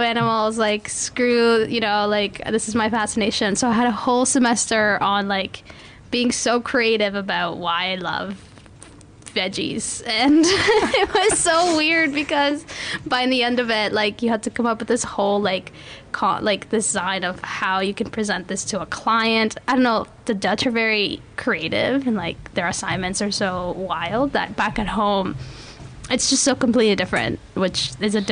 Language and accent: English; Canada